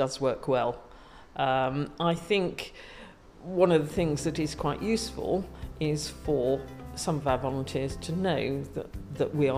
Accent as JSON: {"language": "English", "area": "near Birmingham", "region": "West Midlands", "country": "United Kingdom", "tie": "born or raised there", "moved": "yes", "lives_now": "Chichester, United Kingdom", "said": "I was brought up near Birmingham"}